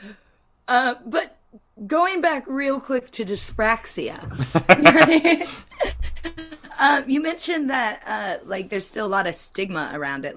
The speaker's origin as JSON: {"language": "English", "country": "United States", "said": "I'm American"}